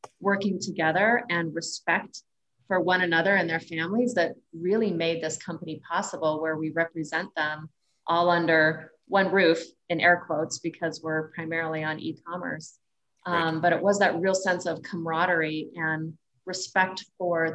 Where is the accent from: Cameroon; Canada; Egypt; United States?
United States; Colorado and Wyoming, the American West; as a teenager growing up in the American West in Colorado and Wyoming